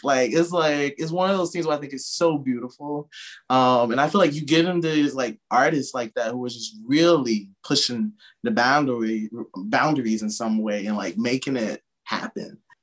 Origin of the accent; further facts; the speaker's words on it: Sparta, Georgia, United States; moved away as an adult; now in New York, United States; I'm from Sparta, Georgia, originally